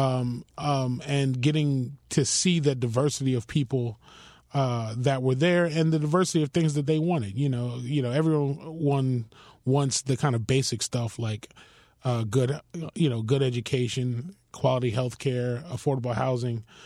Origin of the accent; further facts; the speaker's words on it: Miami, Florida, United States; also born or lived in Philadelphia; I was born in Philadelphia, but raised here in Miami in a community called Richmond Heights